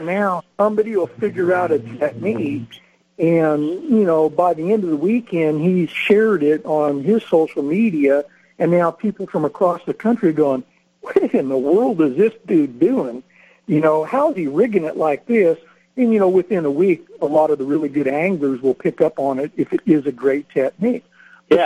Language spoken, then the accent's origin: English; Northern California, United States; I grew up in Northern California hunting and fishing